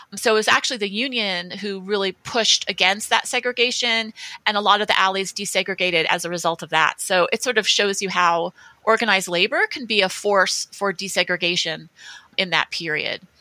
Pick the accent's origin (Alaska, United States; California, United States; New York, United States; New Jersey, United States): New Jersey, United States; the pool I went to when I was a kid growing up in New Jersey